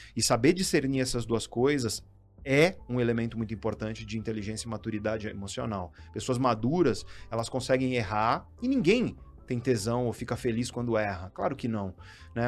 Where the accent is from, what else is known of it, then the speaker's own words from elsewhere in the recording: Guarujá, São Paulo, Brazil; eu sou Caissara, vim da periferia do Guarujá